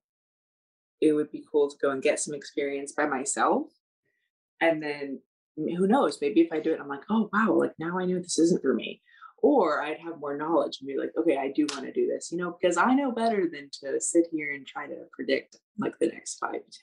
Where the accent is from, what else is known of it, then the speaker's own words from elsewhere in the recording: United States; I, as an American